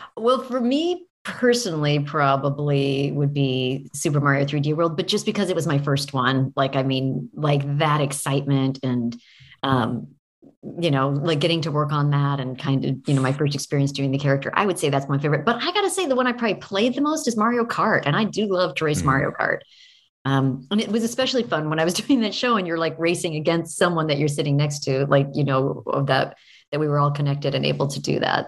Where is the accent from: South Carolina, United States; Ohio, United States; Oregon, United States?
Oregon, United States; I grew up in Oregon